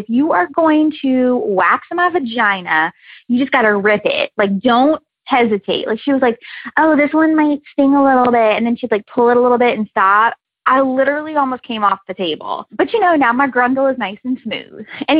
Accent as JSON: {"language": "English", "town": "New Orleans", "region": "Louisiana", "country": "United States", "moved": "yes", "lives_now": "Herndon, Virginia, United States", "said": "I live in Herndon, Virginia, but I'm from New Orleans. I feel like, you know, we got that Southern vibe going."}